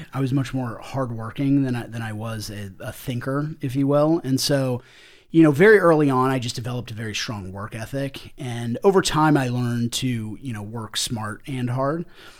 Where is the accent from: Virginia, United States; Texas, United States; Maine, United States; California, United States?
Virginia, United States; Springfield; So I grew up in the Northern Virginia area, right outside of Washington, D.C., in a small town called Springfield.